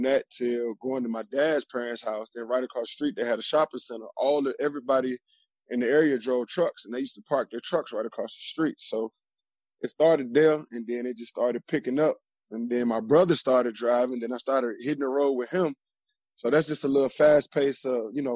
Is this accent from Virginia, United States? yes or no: yes; Richmond, Virginia, United States; moved away as an adult; also born or lived in Glen Allen, Virginia / Columbus, Ohio; I'm from Richmond, Virginia. Right there, I moved from closer to the city, to the northeast side of town, which is Glen Allen, but it's still considered Richmond. I grew up there